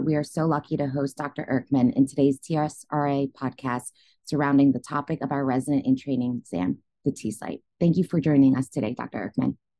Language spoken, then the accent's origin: English; Philadelphia, Pennsylvania, United States; moved away; Temple University in my hometown, Philadelphia.